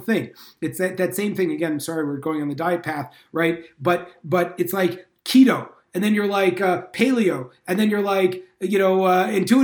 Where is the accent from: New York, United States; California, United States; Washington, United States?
California, United States; moved away; I'm from California originally